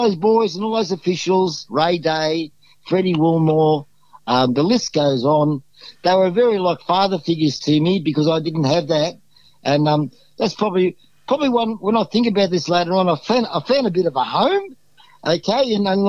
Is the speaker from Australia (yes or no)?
yes; Victoria, Australia; now in Noosa, Australia; This Noosa, I came from Victoria, came to Queensland, and I was blown away by the standard.